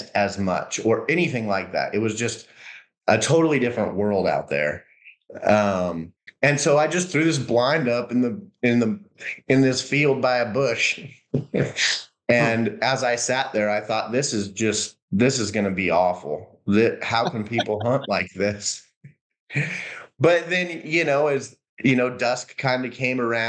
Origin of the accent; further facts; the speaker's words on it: Colorado, United States; moved away as an adult; now in Kentucky, United States; I grew up born and raised in Colorado